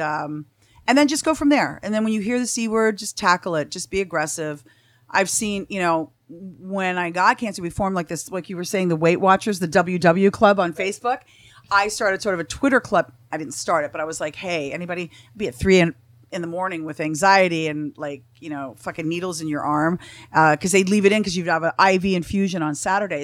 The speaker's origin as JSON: {"language": "English", "country": "Canada", "also_born_or_lived": "Huntington Beach", "moved": "as an adult", "lives_now": "Tarzana, United States", "said": "I'm from Canada. I, I froze my ass off for 23 years"}